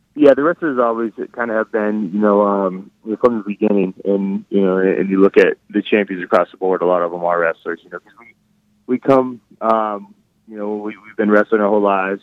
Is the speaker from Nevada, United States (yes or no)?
yes; Reno, Nevada, United States; moved away as an adult; also born or lived in Arizona; I, I grew up in Reno, Nevada